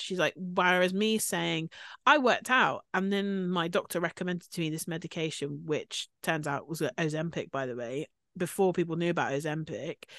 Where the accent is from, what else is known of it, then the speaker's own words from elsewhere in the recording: United Kingdom; we're obviously British.